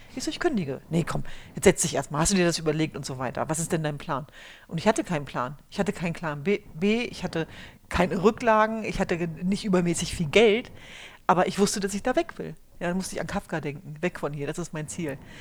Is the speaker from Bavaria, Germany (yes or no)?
no; Hanover, Lower Saxony, Germany; ich hatte halt das Glück, mit Hannover an einem Ort groß zu werden, wo es noch sowas wie eine heile Welt gab. Also ich komme genauer gesagt aus Hannover-Linden